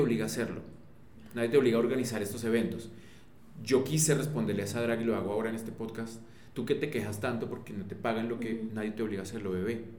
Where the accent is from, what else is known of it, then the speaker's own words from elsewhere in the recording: Colombia; en nuestro país